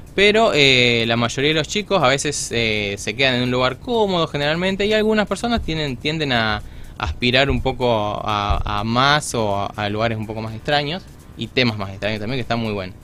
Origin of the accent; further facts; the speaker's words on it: Villa Cañas, Santa Fe, Argentina; moved away as an adult; now in Rosario, Argentina; yo soy de Villa Cañas, del sur de Santa Fe